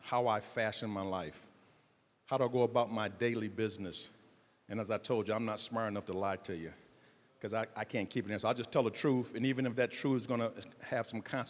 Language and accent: English; Detroit, Michigan, United States; I'm from Southwest Detroit. Detroit public school system.